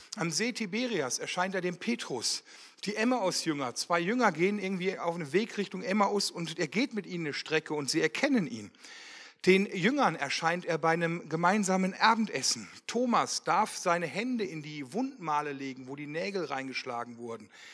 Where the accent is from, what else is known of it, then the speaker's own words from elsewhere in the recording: Wermelskirchen, North Rhine-Westphalia, Germany; ich komme aus Wermelskirchen, verheiratet, zwei Kinder